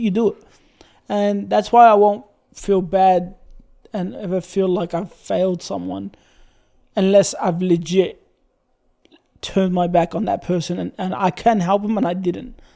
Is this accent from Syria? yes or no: yes; Syria; now in Australia